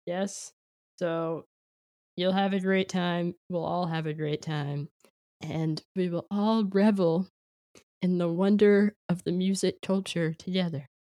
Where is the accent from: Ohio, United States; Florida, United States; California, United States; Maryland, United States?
California, United States; San Jose; born or raised there; moved away; also born or lived in Philadelphia